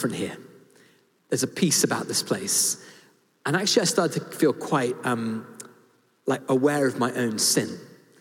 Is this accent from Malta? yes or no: no; United Kingdom; I'm British and I've been to public school